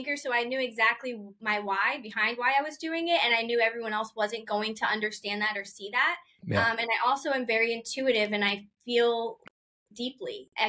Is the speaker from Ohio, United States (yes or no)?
yes; Akron, Ohio, United States; born there; also born or lived in Poughkeepsie, United States / New Orleans, United States / Florida, United States; So I grew up a little bit of everywhere. We moved around a lot, but I was born in Akron, Ohio. Then we moved to Poughkeepsie, New York, and then New Orleans area, and then Florida.